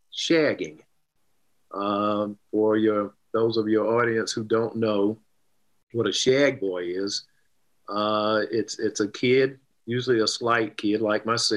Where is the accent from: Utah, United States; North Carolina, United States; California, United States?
North Carolina, United States; Arden; 11-year-old growing up in Arden, North Carolina, which is a suburb of Asheville, North Carolina